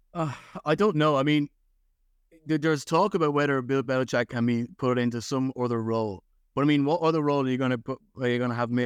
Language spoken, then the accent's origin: English; Ireland; I grew up in Ireland